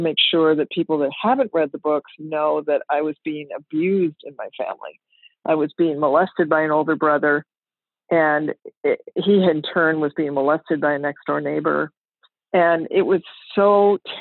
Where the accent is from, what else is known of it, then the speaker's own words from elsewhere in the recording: Minneapolis, Minnesota, United States; I grew up in Minneapolis, Minnesota, in a wonderful family.